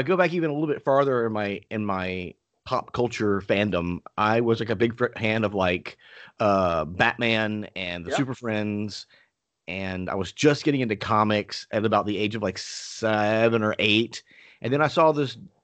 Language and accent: English; the South, United States; I grew up in the South